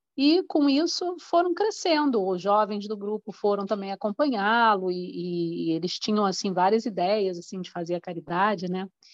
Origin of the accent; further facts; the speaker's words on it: Rio de Janeiro, Brazil; a gente cresceu, né, no Rio de Janeiro, cidade do Rio, em Copacabana